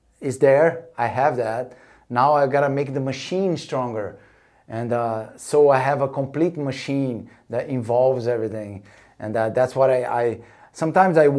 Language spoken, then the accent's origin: English; Rio de Janeiro, Brazil; moved away; also born or lived in North Shore, Hawaii; growing up in Copacabana in Rio